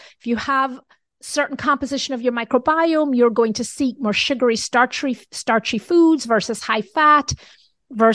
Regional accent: Jamaica; moved away; I was brought up in Jamaica.

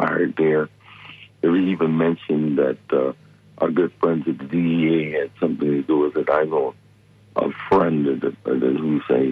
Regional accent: Detroit, Michigan, United States; I'm from Detroit and grew up in Detroit.

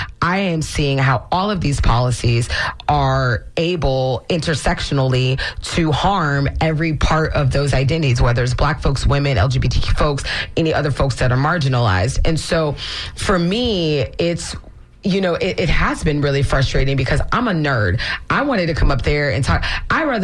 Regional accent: Florida, United States; I was born and raised in Florida, and my family is multiple generations here.

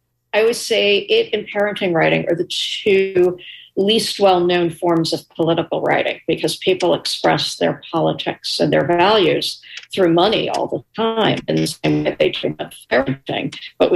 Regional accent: New York City, New York, United States; I was a little girl growing up in New York City

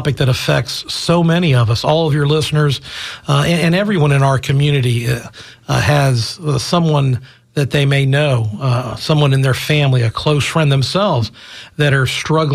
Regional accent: Tampa, Florida, United States; I was born and raised here in Tampa

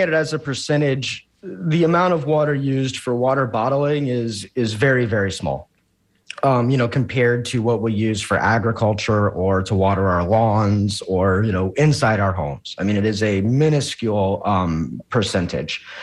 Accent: Jacksonville, Florida, United States; I'm a native Floridian, born and raised in Jacksonville

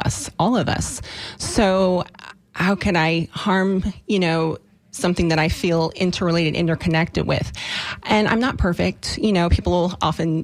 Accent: Deep South, United States; I was actually incredibly poor when I was a child, growing up in the Deep South

